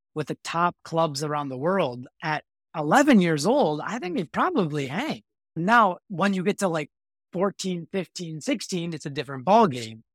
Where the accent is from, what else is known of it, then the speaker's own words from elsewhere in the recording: Chicago, Illinois, United States; I grew up in Chicago area here